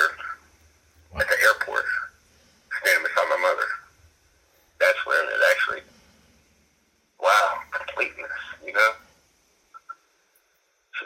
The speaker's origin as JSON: {"language": "English", "area": "Chatterley", "region": "West Virginia", "country": "United States", "tie": "born or raised there", "said": "growing up in Chatterley, West Virginia"}